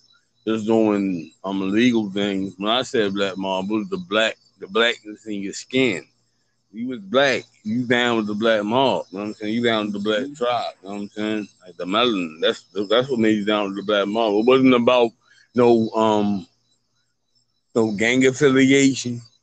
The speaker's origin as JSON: {"language": "English", "country": "United States", "tie": "born or raised there", "said": "I'm from America. I've been out here. I've been out here all my life"}